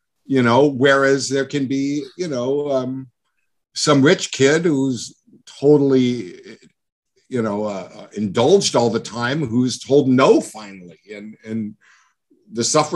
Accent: El Monte, California, United States; I grew up in El Monte in a really crappy little town on welfare

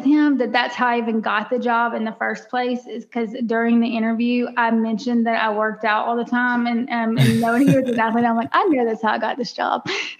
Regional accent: Natchitoches, Louisiana, United States; moved away as an adult; now in Dallas-Fort Worth, United States; I am from a tiny town in Louisiana called Natchitoches.

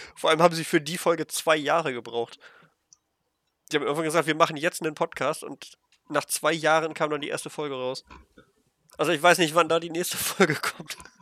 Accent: Germany; als Deutscher

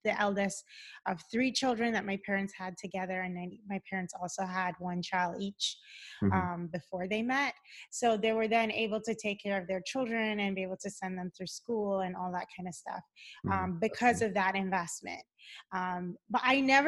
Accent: Cayman Islands; moved away as an adult; also born or lived in Boston, United States; now in Los Angeles, United States; I live in Los Angeles, but I'm originally from the Cayman Islands

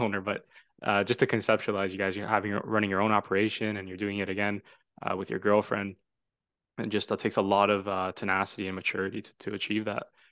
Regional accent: Toronto, Ontario, Canada; also born or lived in Vaughan; I'm from Toronto, um, now living in the Greater Toronto Area

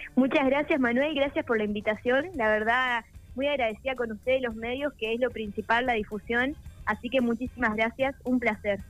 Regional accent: Parera, La Pampa, Argentina; Parera es un pueblito al norte de La Pampa de, de 3.000 habitantes

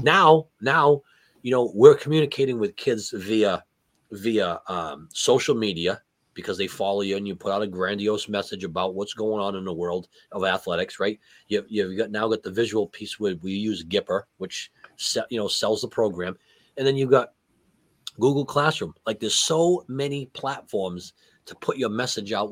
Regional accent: New England, United States; growing up in New England, you, you, hate the Jets, you hate the Bills

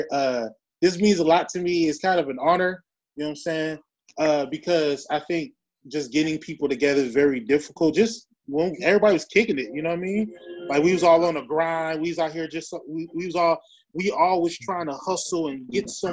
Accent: Milwaukee, Wisconsin, United States; now in Houston, United States; I'm from Milwaukee. You know, I'm living in Houston.

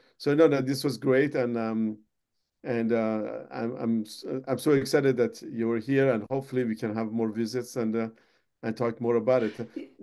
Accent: Iran; moved away; I'm from Iran

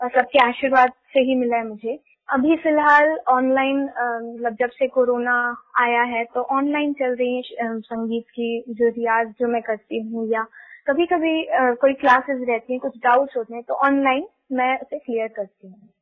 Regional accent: Bhilai, Chhattisgarh, India; also born or lived in Gondia, Maharashtra / Bangalore, Karnataka; मेरा घर है भिलाई छत्तीसगढ़ में ऐसे तो मेरे दादी दादाजी का घर और जहाँ मेरा जन्म हुआ वो है गोंदिया महाराष्ट्र में लेकिन चूंकि पापा की जॉब यहाँ भिलाई में थी तो बचपन से मैं भिलाई में ही पली बड़ी हूँ

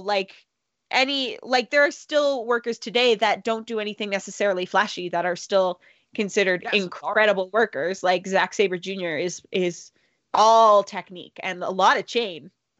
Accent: Canada; and I'm Canadian.

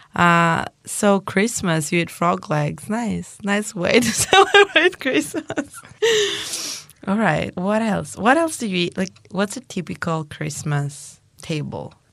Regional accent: Greece

